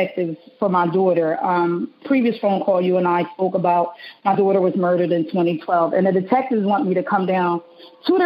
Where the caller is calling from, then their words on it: Delaware, United States; I'm calling from Delaware